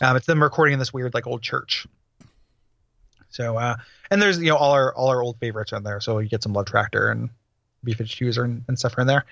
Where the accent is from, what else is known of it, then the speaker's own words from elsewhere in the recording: DeKalb, Illinois, United States; my hometown, uh, from the Chick Evans Field House in DeKalb, Illinois